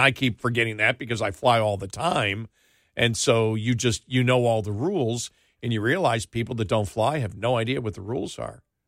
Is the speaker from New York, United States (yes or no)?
yes; New York, United States; moved away; when I grew up in New York